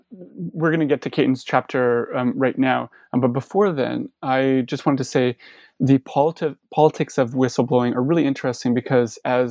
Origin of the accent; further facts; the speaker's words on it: Canada; I'm actually a Canadian, but the United States has had, Republican and Democratic administrations since the 1970s.